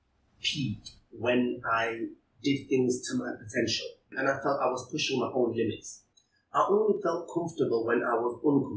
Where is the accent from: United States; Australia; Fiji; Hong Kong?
Hong Kong; moved away; also born or lived in Pakistan (father's origin); I was born in Hong Kong